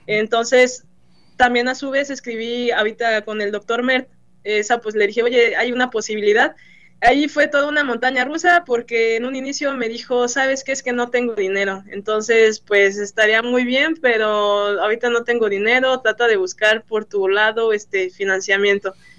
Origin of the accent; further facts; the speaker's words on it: Mexico; moved away as an adult; also born or lived in Celaya; now in Michigan, United States; el mexicano es muy trabajador y lo, he visto aquí mucho, este, somos muy trabajadores